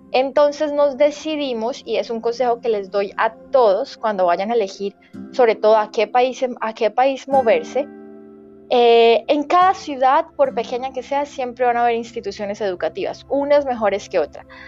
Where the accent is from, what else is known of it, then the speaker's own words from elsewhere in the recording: Colombia; moved away as an adult; also born or lived in Vietnam; now in Canada; soy de Colombia, pero estaba viviendo en Vietnam